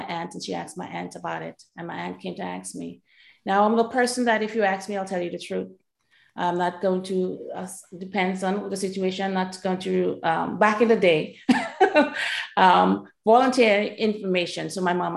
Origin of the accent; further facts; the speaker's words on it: Trinidad & Tobago; moved away; I grew up in Trinidad and Tobago